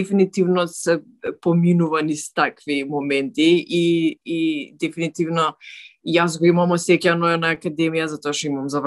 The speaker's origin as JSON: {"language": "Macedonian", "country": "North Macedonia", "said": "дека сум од Македонија"}